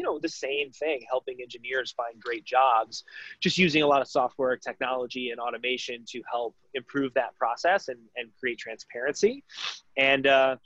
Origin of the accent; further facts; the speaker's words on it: Detroit, Michigan, United States; moved away as an adult; also born or lived in Chicago; I'm originally from Detroit.